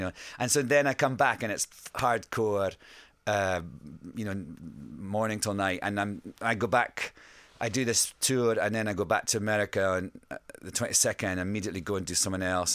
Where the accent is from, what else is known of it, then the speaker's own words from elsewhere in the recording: Scotland, United Kingdom; accent: Scottish; I sing with my Scottish accent